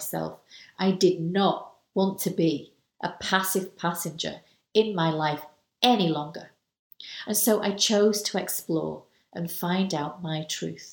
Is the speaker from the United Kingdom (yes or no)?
yes; United Kingdom; I'm British